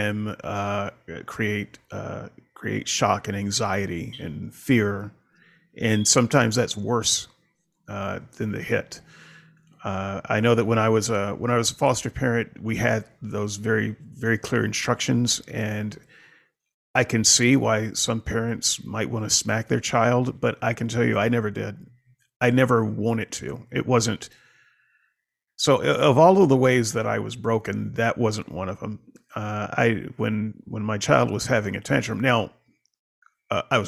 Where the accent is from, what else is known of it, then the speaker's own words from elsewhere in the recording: the South, United States; I grew up in the South during a certain time